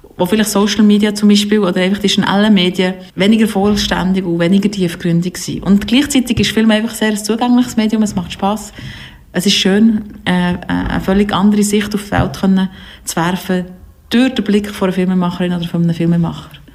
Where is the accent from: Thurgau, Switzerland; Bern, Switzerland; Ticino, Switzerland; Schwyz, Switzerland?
Bern, Switzerland; Biel; Ich bin aus Biel